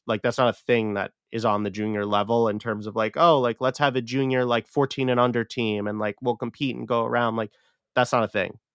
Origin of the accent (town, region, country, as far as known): United States